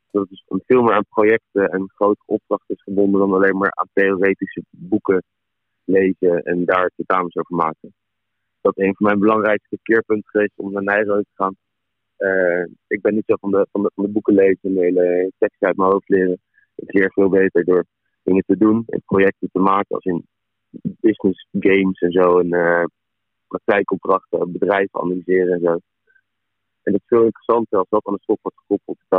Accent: Amersfoort, Utrecht, Netherlands; ik kom van Amersfoort.

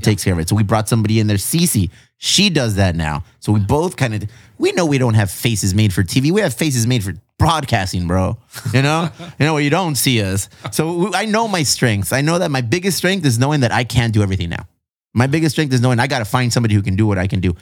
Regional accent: Chula Vista, California, United States; all of my life, I've been here in Chula Vista

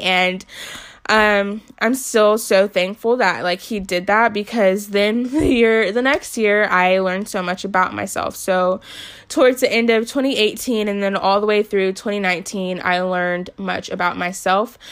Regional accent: Newport News, Virginia, United States; moved away as an adult; also born or lived in Florida; I grew up in Newport News, Virginia for the most part. I lived in Florida for two years when I was younger, but like, I grew up in Newport News

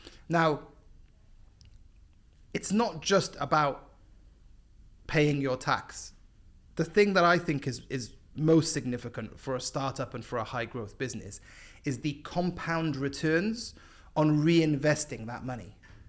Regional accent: Cardiff, Wales, United Kingdom; moved away as an adult; also born or lived in Epsom / London; now in Dubai, United Arab Emirates; Raised in Cardiff, and then based in London for, yeah, 10-ish years before moving to Dubai.

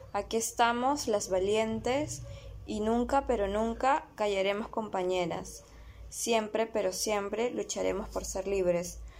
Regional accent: Lima, Peru; nosotras somos peruanas, somos limeñas

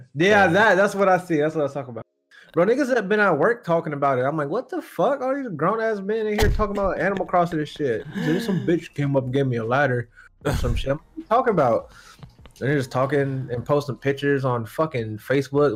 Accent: United States; we're American here

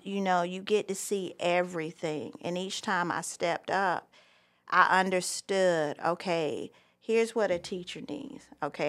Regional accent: Myrtle Beach, South Carolina, United States; moved away as an adult; also born or lived in Charleston, South Carolina; now in Franklin County, North Carolina, United States; I was born and raised in Myrtle Beach, South Carolina

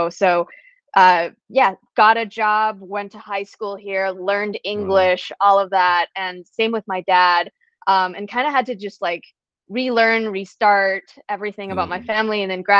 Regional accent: Calgary, Alberta, Canada; moved away as an adult; now in United States; So I was born and raised in Calgary, Alberta, Canada, which is basically oil and gas country, right? I think it's like everyone always kind of jokes it's the Texas of Canada.

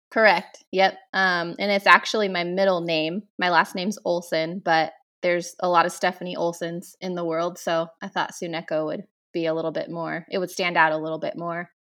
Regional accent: Damascus, Oregon, United States; also born or lived in Portland, Oregon; I grew up, um, in a small town outside of Portland, about fifteen miles from Portland, um, and it's called Damascus

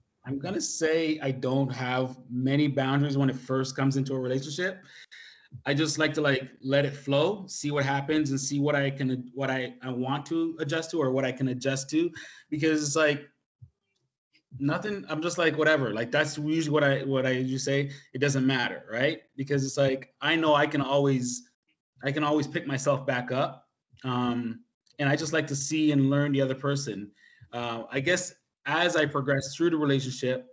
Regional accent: Jamaica; I'm Jamaican

